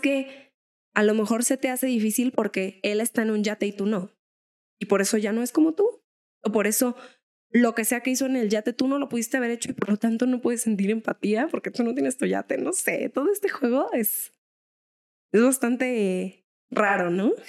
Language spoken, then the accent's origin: Spanish; Mexico; a los mexas que nos han señalado como con algún estereotipo mexa